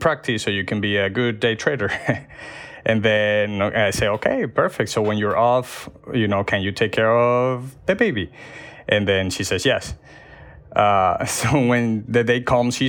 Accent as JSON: {"language": "English", "country": "Venezuela", "moved": "as an adult", "lives_now": "Florida, United States", "said": "I am from Venezuela. So I came to the U.S. maybe 6 years ago"}